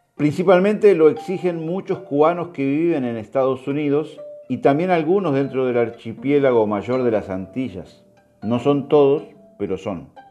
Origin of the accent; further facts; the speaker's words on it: Uruguay; also born or lived in Cuba; Soy un uruguayo cubano, mis nueve años en suelo cubano